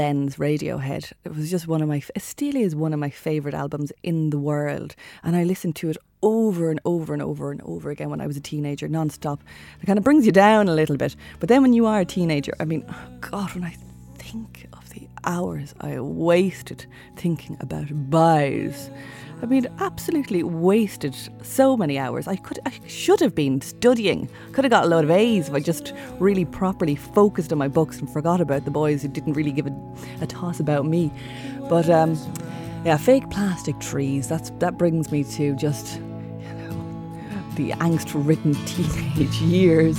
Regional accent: Shannon, Munster, Ireland; growing up in Shannon in County Clare

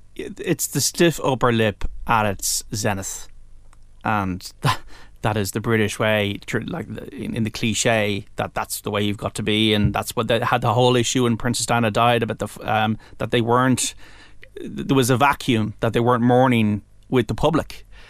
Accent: Ireland; as an Irish person

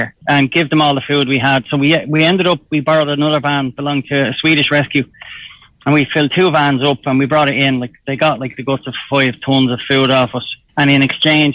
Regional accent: Ireland; we're from Ireland

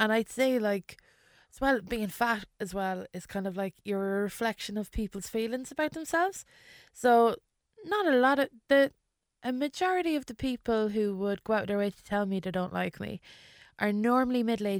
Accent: England, United Kingdom; born there; yeah, well, I was English. Do you know, like, I was born in England

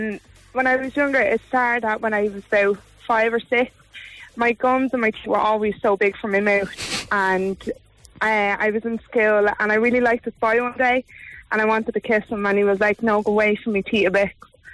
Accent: Dublin, Leinster, Ireland; everyone that I grew up in Ballymun all calls me.

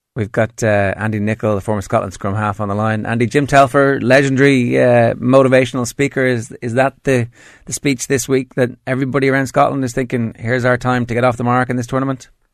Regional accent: Ireland; as an Irishman

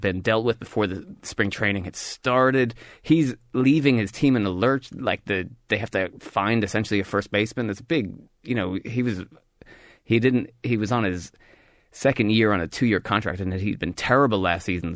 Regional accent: United States; As an American

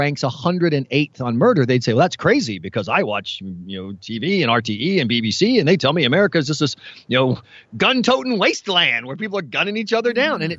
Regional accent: American South, United States; I'm allowed to say this as an American Southerner

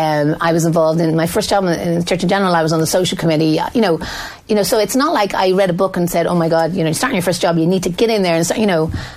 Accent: Dublin, Leinster, Ireland; I grew up on Coolock on the north side, and there was no history of going to college in my family.

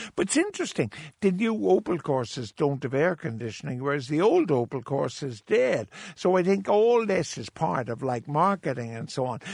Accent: Cork, Munster, Ireland; I was born in Jewish quarter in Cork

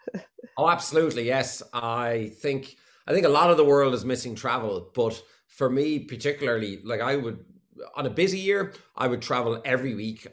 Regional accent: Waterford, Munster, Ireland; moved away; I'm from Williamstown and Waterford, and we had probably just what you call a, a, a, normal upbringing

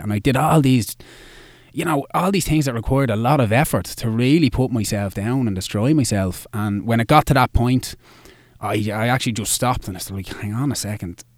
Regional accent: Dublin, Leinster, Ireland; I'm from Dublin. I, I've lived here all my life

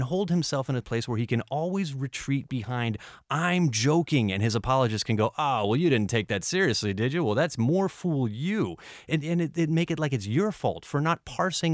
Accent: United States; now in Ireland; I'm American

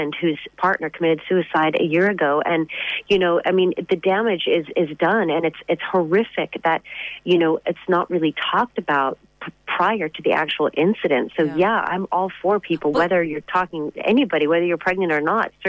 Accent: United States; now in Ireland; I'm from America

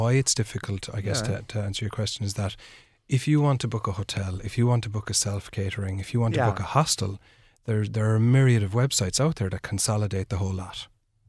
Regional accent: Killarney, County Kerry, Ireland; I grew up in Killarney in Kerry and spent most of my time there exploring the outdoors and camping.

